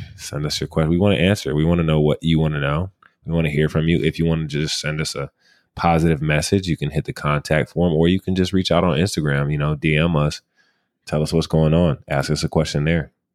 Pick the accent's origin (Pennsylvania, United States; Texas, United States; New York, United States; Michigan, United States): Michigan, United States; our home state of Michigan